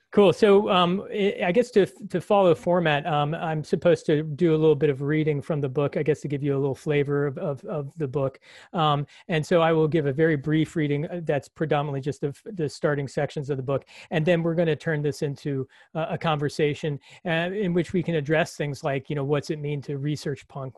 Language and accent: English; Washington, District of Columbia, United States; moved away as an adult; also born or lived in Ithaca, New York; growing up in Washington, D C's metropolitan area, which is really just a euphemism for suburban sprawl